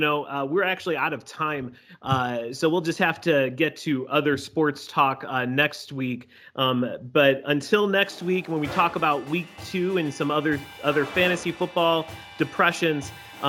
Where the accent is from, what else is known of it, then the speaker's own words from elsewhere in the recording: Chicago, Illinois, United States; me and Josh, growing up in Chicago, we grew up with the head of Pro Football Weekly, Hub Arkish, always speaking on the radio, talking about the Bears.